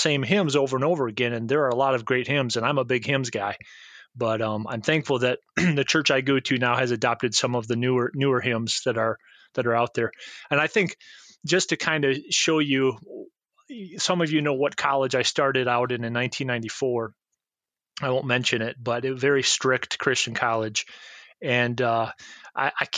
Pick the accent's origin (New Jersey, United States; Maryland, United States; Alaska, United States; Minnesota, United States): Minnesota, United States; South Central; moved away; also born or lived in Georgia; where I grew up in South Central Minnesota